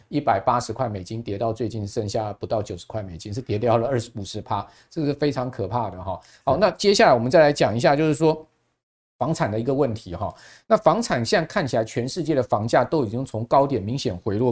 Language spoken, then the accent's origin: Chinese; Taiwan; 他跟我们台湾人不一样， 我们台湾人是有钱人才看价钱的